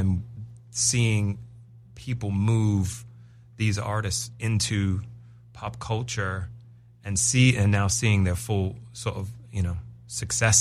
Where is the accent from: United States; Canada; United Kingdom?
United Kingdom; England; moved away; I am English